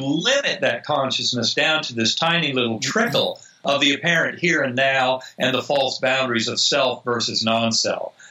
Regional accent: North Carolina, United States; I grew up in North Carolina

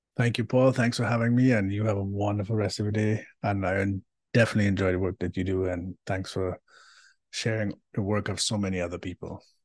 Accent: Trinidad & Tobago; moved away; I am from Trinidad and Tobago originally, and which makes me a Caribbean diaspora in person

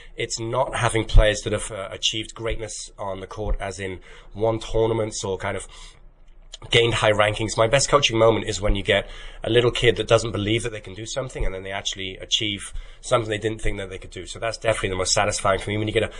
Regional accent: United Kingdom; Well, unfortunately, being British, it's actually Marmite for me

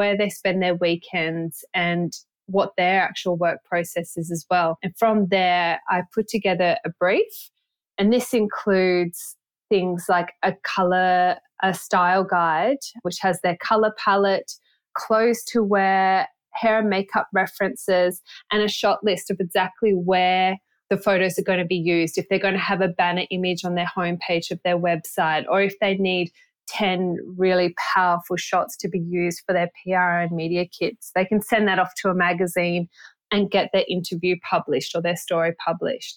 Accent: Byron Bay, New South Wales, Australia; also born or lived in Sydney; growing up in Byron Bay

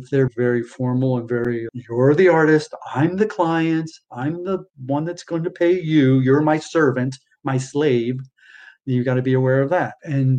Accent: East Coast, United States; born there; now in California, United States; I was born on the East Coast, and I just find, again, generalizing, we were taught manners. California, they're very laid back here.

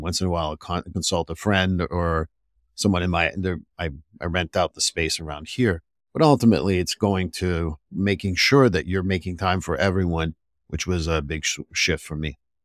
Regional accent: Montreal, Quebec, Canada; moved away; I'm from Montreal

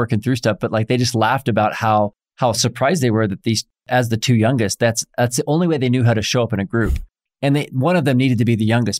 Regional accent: Oklahoma, United States; I'm from Oklahoma. I'm super creative with my vocabulary.

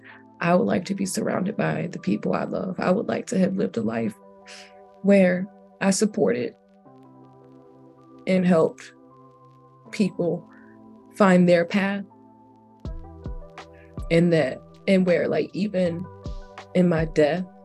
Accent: Jacksonville, Florida, United States; I'm from Jacksonville

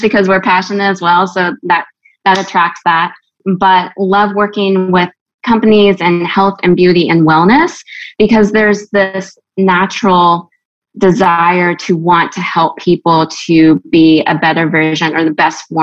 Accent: Gulf Shores, Alabama, United States; moved away as an adult; also born or lived in California; now in Nashville, United States; I am originally from California. And then my family moved to Gulf Shores, Alabama area. So I'm kind of like an interesting mix of where I've grown up

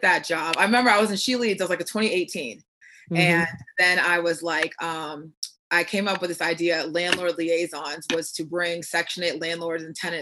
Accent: Virginia, United States; moved away as an adult; now in Arizona, United States; I'm originally from Virginia, and I moved here 5 years ago

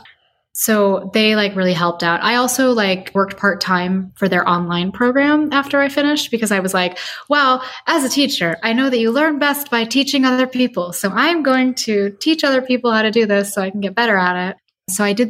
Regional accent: Chicago, Illinois, United States; moved away as an adult; So I grew up in Chicago, which is why I moved back to Chicago.

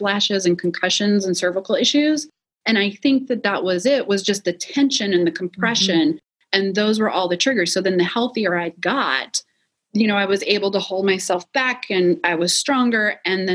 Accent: Wisconsin, United States; I'm originally from Wisconsin.

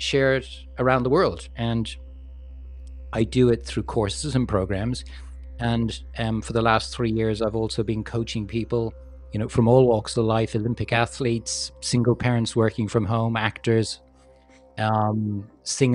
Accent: Ireland; moved away as an adult; also born or lived in London, United Kingdom / Hong Kong / Manila, Philippines / Los Angeles, United States; I grew up in Ireland, and when I graduated from college in the 80s, there was no work in Ireland.

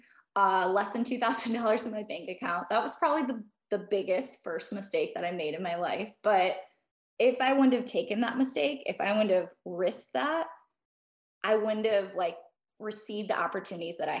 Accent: Midwest, United States; growing up in the Midwest

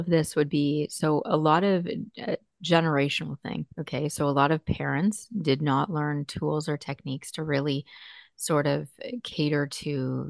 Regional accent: Burlington, Ontario, Canada; Yes, I'm … from Burlington.

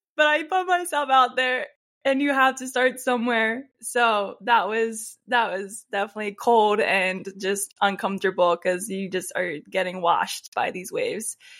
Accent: Warminster, Pennsylvania, United States; moved away as an adult; So I grew up in Pennsylvania, a town called Warminster. It's in Bucks County.

